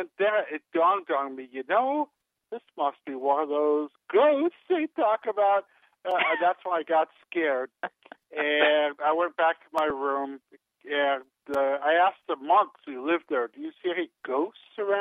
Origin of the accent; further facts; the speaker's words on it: California, United States; my background is I'm Californian, born and bred in the Golden West